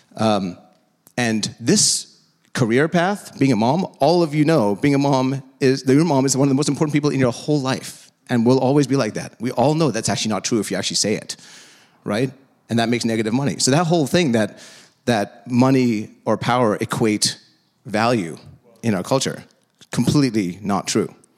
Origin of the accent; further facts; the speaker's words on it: India; now in United States; I'm from India.